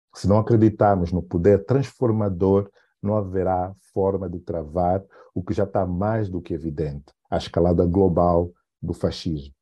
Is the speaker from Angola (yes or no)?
yes; Benguela, Angola; o lugar onde eu nasci, né, Benguela